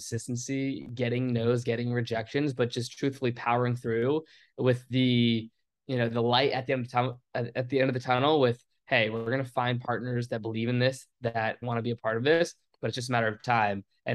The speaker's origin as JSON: {"language": "English", "town": "Richmond", "region": "Virginia", "country": "United States", "tie": "born or raised there", "said": "meeting people that were in my hometown area."}